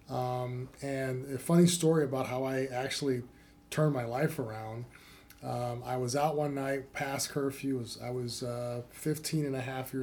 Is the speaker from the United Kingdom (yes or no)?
no; Cleveland, Ohio, United States; Cleveland, Ohio. Was raised in a two-parent home